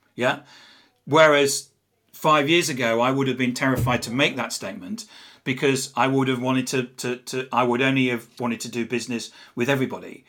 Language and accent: English; England, United Kingdom; accent: English; I'm English. You can probably tell from my accent. I'm not from around here.